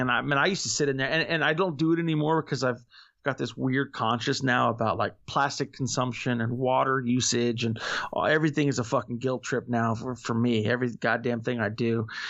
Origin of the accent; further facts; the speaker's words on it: Florida, United States; I'm from Florida